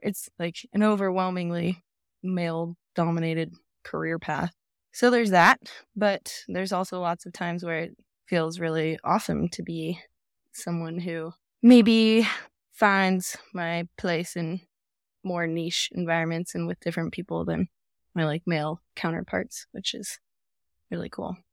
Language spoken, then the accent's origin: English; Jackson, Wyoming, United States; also born or lived in Telluride, Colorado; I was not born here, but I was raised here. So I've been here for most of my life. And here I am, still in Tetons, still in Jackson